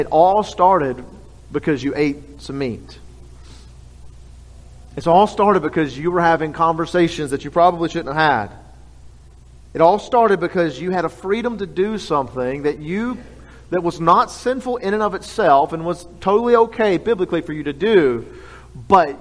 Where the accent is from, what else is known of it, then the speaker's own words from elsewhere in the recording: Louisiana, United States; we're all from Louisiana